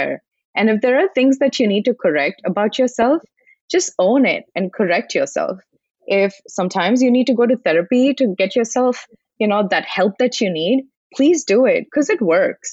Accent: India; moved away; I was born in India and I was raised in an environment where the exposure was completely different versus what I have right now

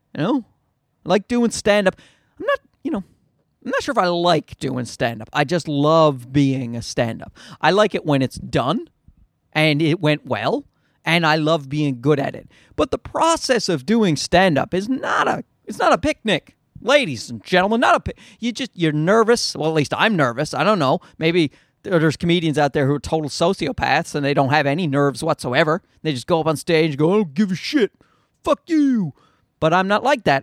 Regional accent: Newfoundland and Labrador, Canada; accent: Newfie; I'm also, I'm also from Newfoundland

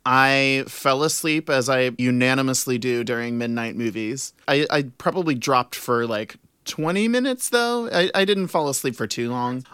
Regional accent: New Orleans, Louisiana, United States; I was born and raised in New Orleans

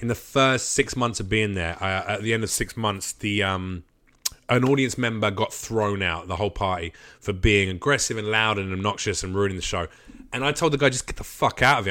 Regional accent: United Kingdom; now in Los Angeles, United States; I'm British

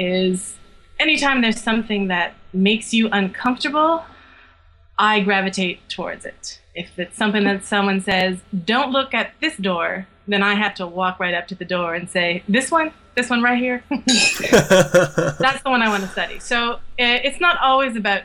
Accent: rural Quebec, Canada; now in Montreal, Canada; I grew up in the country of rural Quebec, but I'm now a city girl

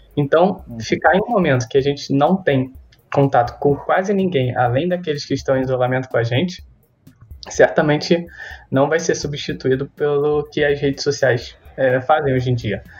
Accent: Brazil; somos brasileiros

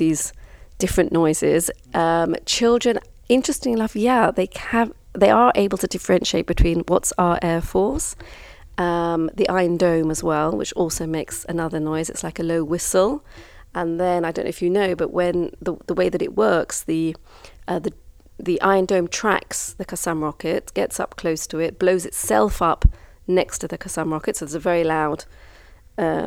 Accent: London, United Kingdom; also born or lived in Kibbutz Alumim, Israel; now in Israel; I was brought up in London back in the 70s

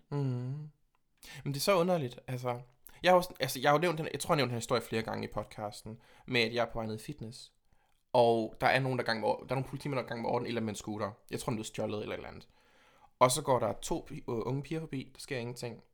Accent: Horsens, Central Denmark Region, Denmark; og hvor kommer du fra? Jeg kommer fra Horsens.

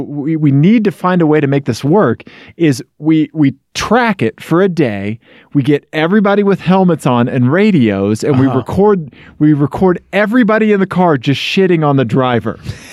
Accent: Missouri, United States; I grew up in Missouri.

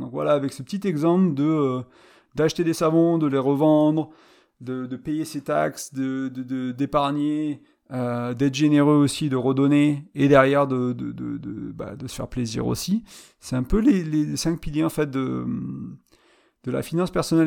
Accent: France; moved away as an adult; je suis revenu là où j'ai grandi. Et je suis parti à vingt ans, j'en ai trente-cinq

